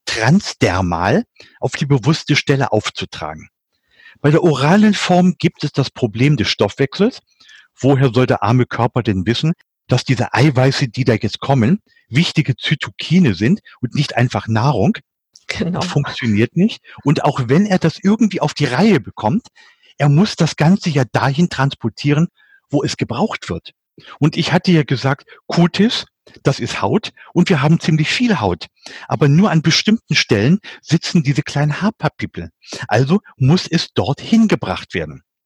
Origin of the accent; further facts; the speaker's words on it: Lower Saxony, Germany; moved away; für mich als Nicht-Schwabe, ich bin Niedersachse